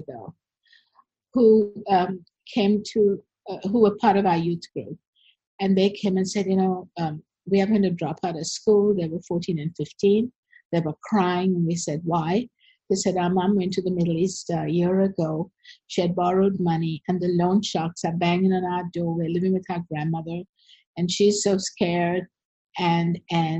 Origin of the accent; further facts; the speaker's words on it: Sri Lanka; also born or lived in United States; I'm from Sri Lanka. I was born here, and I grew up here